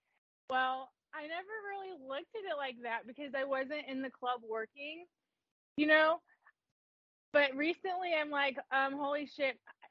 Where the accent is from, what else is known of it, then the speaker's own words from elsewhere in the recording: Riverside, Ohio, United States; also born or lived in Dayton, Ohio; I'm from Dayton. I grew up in Riverside. And then I live 35 minutes west now of Dayton.